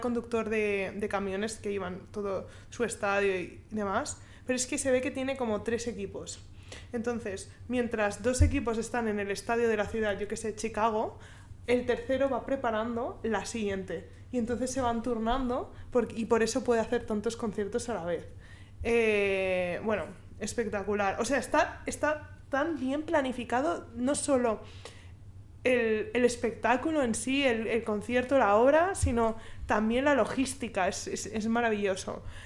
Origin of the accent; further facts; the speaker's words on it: Spain; Yo española